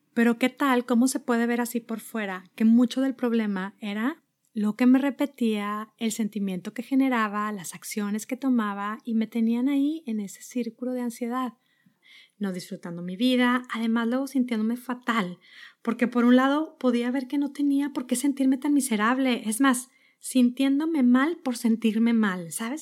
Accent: Monterrey, Nuevo León, Mexico; moved away as an adult; also born or lived in Netherlands / New York; now in Boston, United States; Yo soy de Monterrey, vivíamos ahí

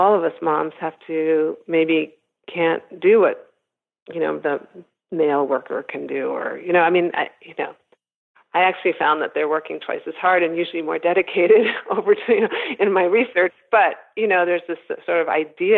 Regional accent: United States; also born or lived in Sweden; I was born in Sweden, raised in America

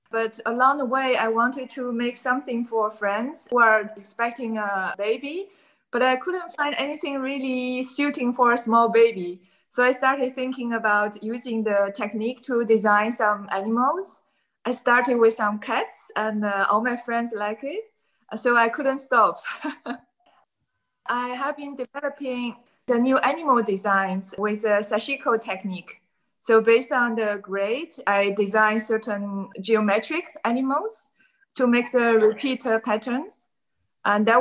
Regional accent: China; moved away as an adult; now in Amsterdam, Netherlands; I live in Amsterdam for many years. Originally, I came from China and I came to Amsterdam

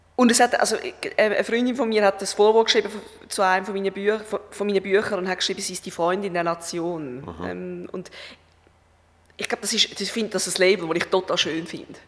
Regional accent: Schaffhausen, Switzerland; moved away; das ist Schaffhausen, das ist mein Heimatort

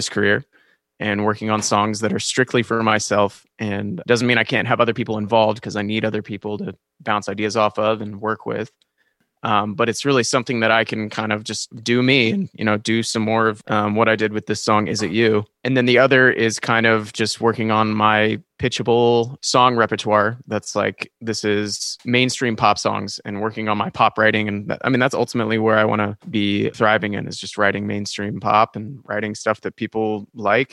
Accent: Kansas City, United States; I am here in my hometown of Kansas City

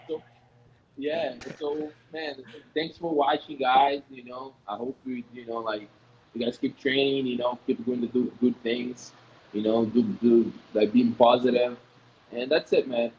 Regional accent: Bahia, Brazil; English is a second language; now in Rio de Janeiro, Brazil; I'm from Bahia. I, am from Bahia

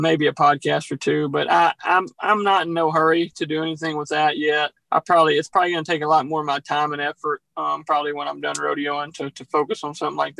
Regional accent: Louisiana, United States; also born or lived in Texas; growing up in Louisiana

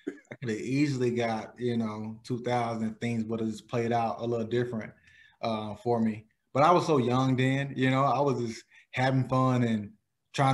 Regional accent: Palestine, Texas, United States; my basketball gym in Palestine

